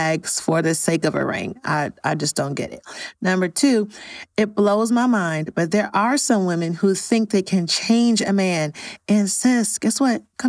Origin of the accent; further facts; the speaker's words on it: New York City, New York, United States; moved away as an adult; also born or lived in Chicago; I'm originally from New York and I moved to Chicago in 2017.